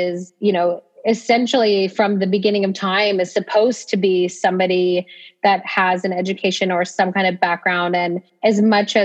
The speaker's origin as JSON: {"language": "English", "region": "Ohio", "country": "United States", "tie": "born or raised there", "also_born_or_lived": "Texas", "moved": "as an adult", "said": "I grew up in a pretty small town in Ohio"}